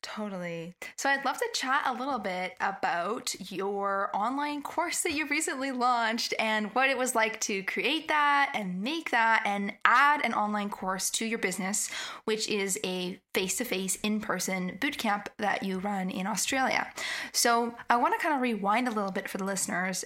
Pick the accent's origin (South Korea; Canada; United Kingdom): Canada; I'm from Canada